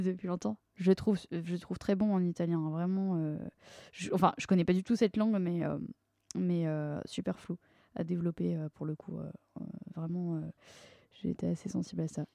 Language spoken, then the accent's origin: French; Paris, Île-de-France, France; also born or lived in Neuilly-sur-Seine; j'ai grandi à Paris. Enfin, en fait, plus précisément euh, à, à d'abord et à euh, Neuilly-sur-Seine euh, ensuite.